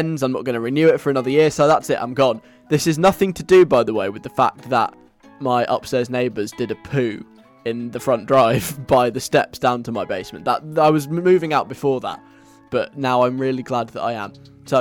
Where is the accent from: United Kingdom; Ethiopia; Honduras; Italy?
United Kingdom; England; as an English person